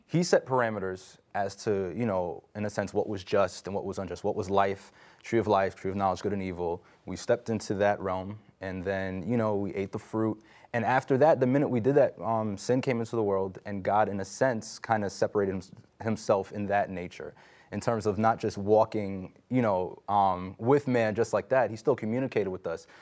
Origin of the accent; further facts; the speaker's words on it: New York, United States; I'm from New York